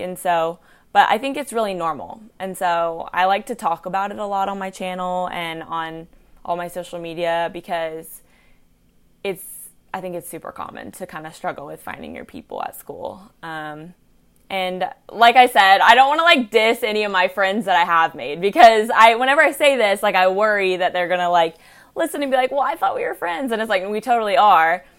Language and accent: English; Chattanooga, Tennessee, United States; also born or lived in Georgia; I'm from Chattanooga